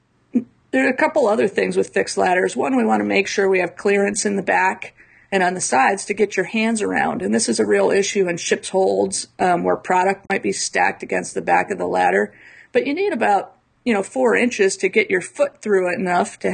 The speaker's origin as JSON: {"language": "English", "region": "Midwest", "country": "United States", "tie": "born or raised there", "said": "I grew up in the Midwest."}